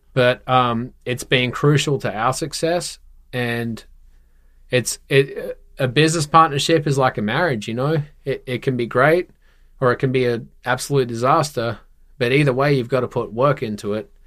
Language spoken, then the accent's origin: English; Perth, Western Australia, Australia; born and raised in Perth, Western Australia